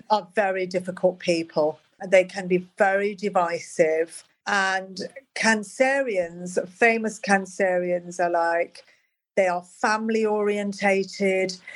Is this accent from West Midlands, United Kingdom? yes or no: yes; Birmingham, West Midlands, United Kingdom; I was like growing up when Charles and Di got together, and it was like a really hard time. It was like I was growing up in Birmingham. It was dark. It was grim. It was depressing